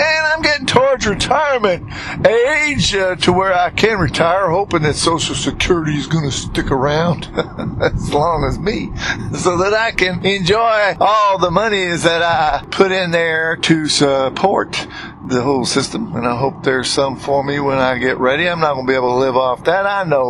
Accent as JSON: {"language": "English", "region": "New England", "country": "United States", "tie": "born or raised there", "said": "I certainly got used to that slow and easy talk because I'm from New England and was born and raised up there"}